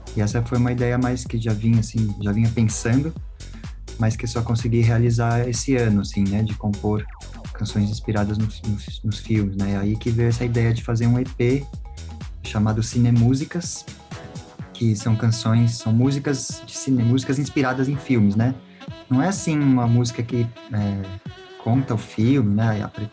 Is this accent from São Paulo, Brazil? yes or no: yes; São Paulo, Brazil; eu sou músico aqui de São Paulo